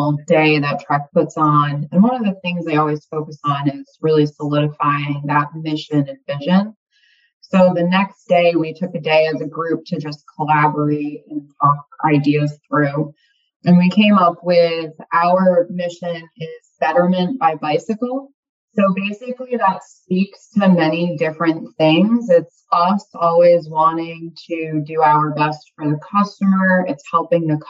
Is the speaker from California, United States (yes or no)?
no; North Stonington, Connecticut, United States; I grew up in North Stonington, Connecticut